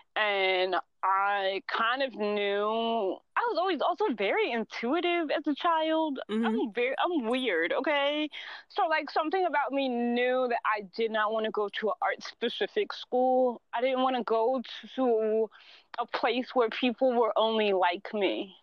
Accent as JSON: {"language": "English", "country": "United States", "said": "we're all American, but we're mixed in from different parts of America"}